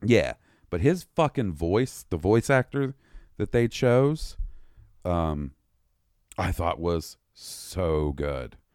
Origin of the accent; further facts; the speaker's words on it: Mississippi, United States; I was raised in the Mississippi education system.